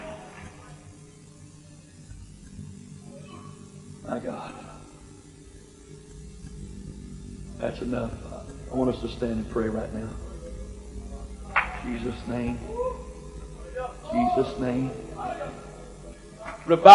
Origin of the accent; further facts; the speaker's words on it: the South, United States; I was raised in the South in Pentecost